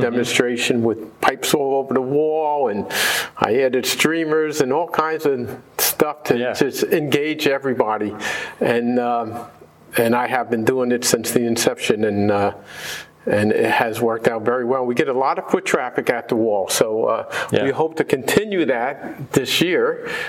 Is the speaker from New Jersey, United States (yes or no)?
yes; New Jersey, United States; I grew up in New Jersey